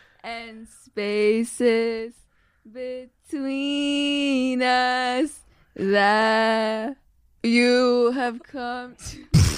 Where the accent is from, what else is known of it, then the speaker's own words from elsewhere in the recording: Cebu, Central Visayas, Philippines; I'm from Cebu.